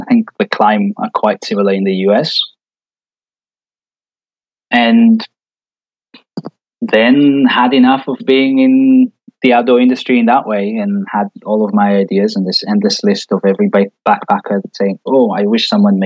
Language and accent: English; Israel; moved away; I grew up in Israel, born and raised.